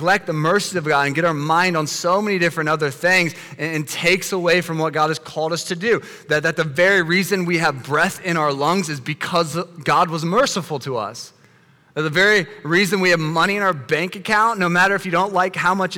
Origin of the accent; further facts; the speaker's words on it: United States; us as American Christians